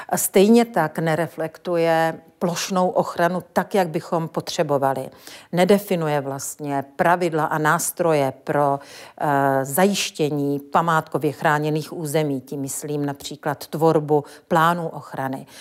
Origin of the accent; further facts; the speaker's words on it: Ostrava region, Moravian-Silesian Region, Czechia; Já pocházím z Ostravska a svou památkovou praxi jsem v Ostravě v 80. letech začínala